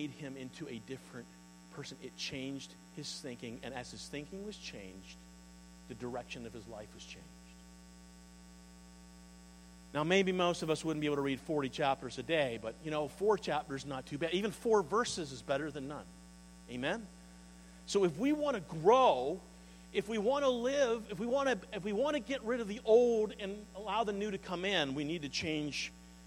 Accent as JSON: {"language": "English", "area": "the East", "region": "Eastern Canada", "country": "Canada", "also_born_or_lived": "Sussex, New Brunswick", "moved": "yes", "said": "See, I'm from the East."}